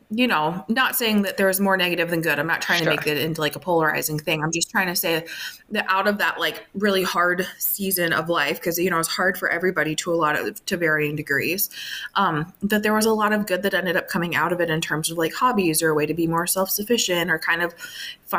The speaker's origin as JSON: {"language": "English", "area": "outside of Minneapolis", "region": "Minnesota", "country": "United States", "tie": "born or raised there", "said": "I grew up outside of Minneapolis, more of like a suburb type setting"}